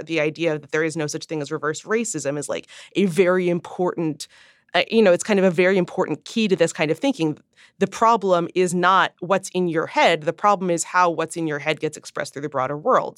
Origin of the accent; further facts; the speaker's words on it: Midwest, United States; grew up in the Midwest to a father who had ever, you know, who had spent decades in New York as a Jew